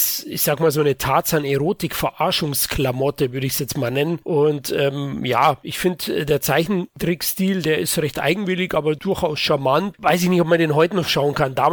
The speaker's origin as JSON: {"language": "German", "region": "Bavaria", "country": "Germany", "said": "Du weißt ja, als Bayer aussprechungstechnisch hätte ich mir das schwer getan."}